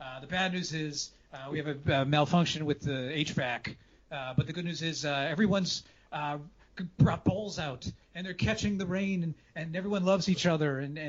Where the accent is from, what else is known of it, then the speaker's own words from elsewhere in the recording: New England, United States; I'm from New England, so like, I'm used to cleaning up the car in the winter.